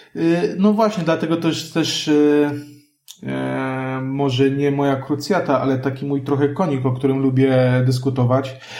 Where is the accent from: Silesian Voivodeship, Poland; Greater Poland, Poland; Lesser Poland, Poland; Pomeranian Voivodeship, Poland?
Lesser Poland, Poland; Kraków; ja jestem krakusem